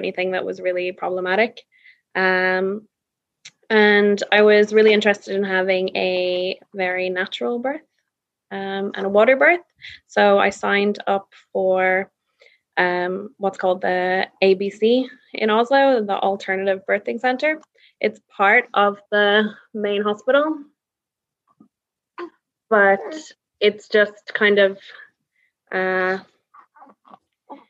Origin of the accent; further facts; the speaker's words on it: Dublin, Leinster, Ireland; now in Norway; I'm from Dublin, but I live in Norway with my Norwegian husband, Patrick